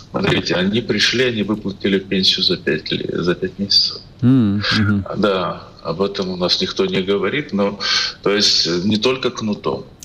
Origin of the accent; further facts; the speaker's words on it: Ukraine; born there; я родился на Украине, выжил, я боролся там с бандеровцами